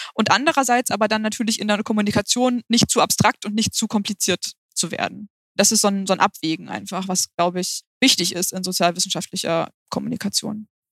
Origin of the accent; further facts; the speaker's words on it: Hamburg, Germany; wir kommen beide aus Hamburg